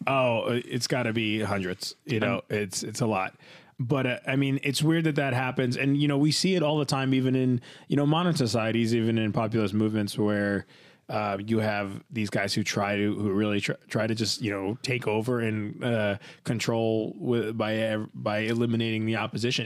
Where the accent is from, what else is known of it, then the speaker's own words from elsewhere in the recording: New Jersey, United States; I grew up in this place in New Jersey